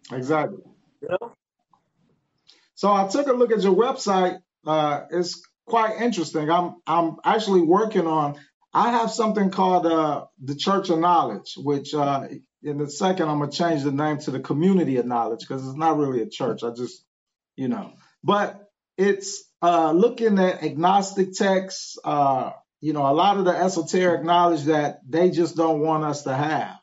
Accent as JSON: {"language": "English", "town": "Cleveland", "region": "Ohio", "country": "United States", "tie": "born or raised there", "moved": "as an adult", "lives_now": "Memphis, United States", "said": "I'm actually from Cleveland, Ohio. I just been down here in Memphis maybe about five years. Uh, but born and raised in Cleveland, Ohio."}